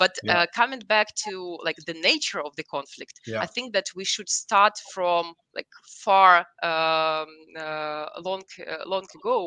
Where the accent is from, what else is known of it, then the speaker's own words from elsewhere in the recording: Kyiv, Ukraine; moved away as an adult; now in United Kingdom; So I was born in Kyiv, and I moved to the UK in 2012. It's in the end of 2012.